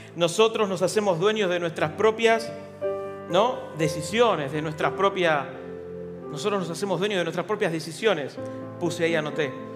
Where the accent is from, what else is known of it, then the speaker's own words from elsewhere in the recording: Buenos Aires, Argentina; ¿Vivimos en la Argentina? Sí. ¿Somos de Capital Federal? Sí.